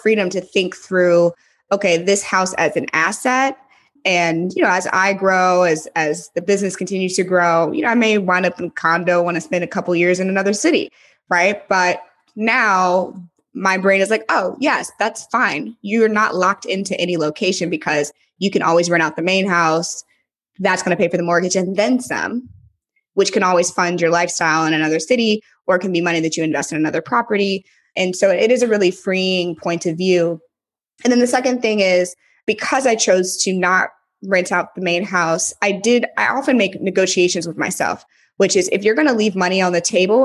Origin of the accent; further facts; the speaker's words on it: St. Louis, Missouri, United States; moved away as an adult; also born or lived in San Francisco / Los Angeles; now in Nashville, United States; I'm from St. Louis originally, so I'm a Midwest Southern girl at heart.